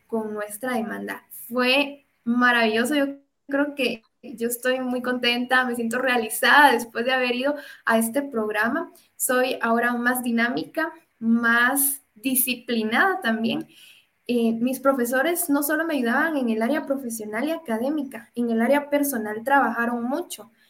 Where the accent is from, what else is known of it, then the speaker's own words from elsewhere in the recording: Guatemala; Y en algún momento pensé en migrar y quedarme en otro país pero recapacito, reacciono y me doy cuenta que las oportunidades las puedo construir en mi país